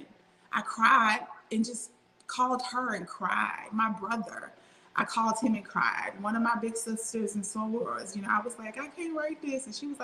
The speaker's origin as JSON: {"language": "English", "region": "Louisiana", "country": "United States", "tie": "born or raised there", "also_born_or_lived": "Mississippi", "said": "growing up in the Bible Belt, born in Mississippi, raised in Louisiana"}